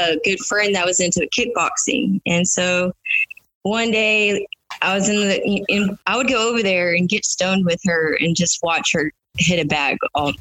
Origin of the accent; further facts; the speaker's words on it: Houston, Texas, United States; I'm 34 years old, and I'm from Houston, Texas